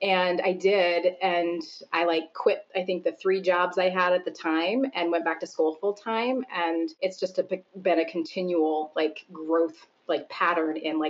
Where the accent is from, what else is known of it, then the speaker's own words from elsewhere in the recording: Seattle, Washington, United States; moved away as an adult; now in Chicago, United States; when I had moved from the Pacific Northwest, I grew up a lot of my years outside of Seattle. When I moved from Seattle area to Chicago